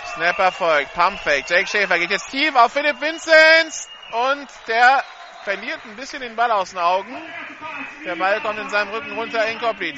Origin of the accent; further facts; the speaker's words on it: France; als Franzose